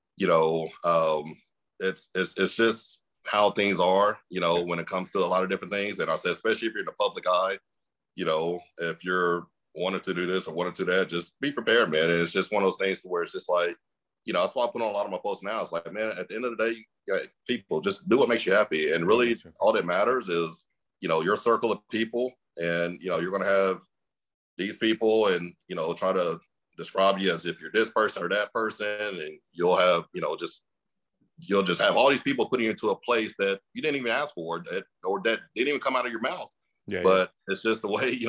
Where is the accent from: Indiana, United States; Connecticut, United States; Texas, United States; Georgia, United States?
Texas, United States; Mesquite; I grew up in a city called Mesquite, Texas